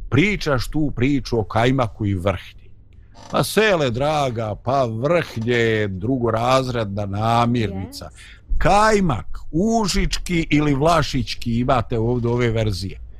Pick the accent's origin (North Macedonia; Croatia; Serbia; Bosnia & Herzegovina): Bosnia & Herzegovina; kod nas u Bosni